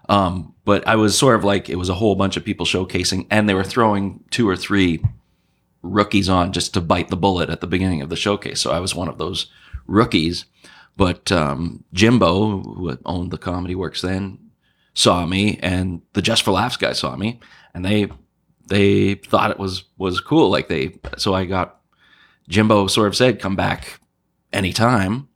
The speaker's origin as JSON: {"language": "English", "town": "Montreal", "region": "Quebec", "country": "Canada", "also_born_or_lived": "New Brunswick / Halifax", "moved": "yes", "said": "I'm from Montreal."}